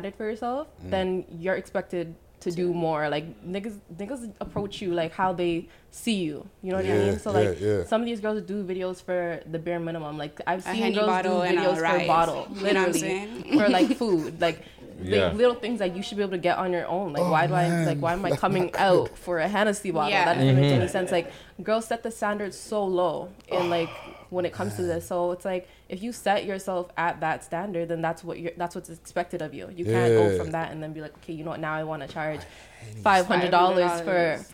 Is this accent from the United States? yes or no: no; Toronto, Ontario, Canada; I'm from the Rex